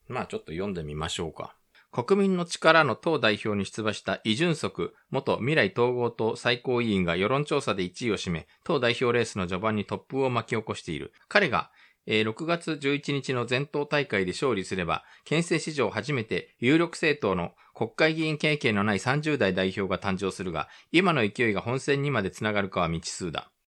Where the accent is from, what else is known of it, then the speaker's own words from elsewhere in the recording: Japan; also born or lived in South Korea; 日本生まれ韓国在住経験